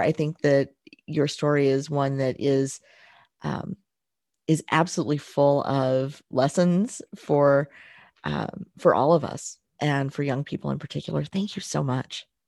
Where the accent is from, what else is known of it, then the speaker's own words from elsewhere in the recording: Southern Indiana, United States; I'm from Southern Indiana